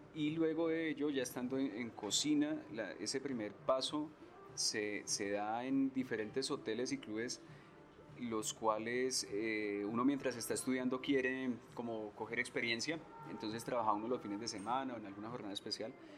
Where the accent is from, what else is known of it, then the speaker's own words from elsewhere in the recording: Colombia; como cocineros colombianos